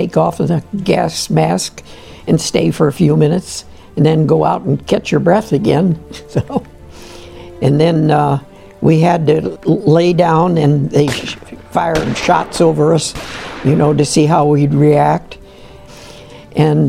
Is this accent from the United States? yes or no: yes; Canton, Ohio, United States; I'm from Canton, Ohio. I was born in 10/11/23, and my mother and dad had a restaurant in downtown Canton, and we had a hotel up above the restaurant, and that's where I was raised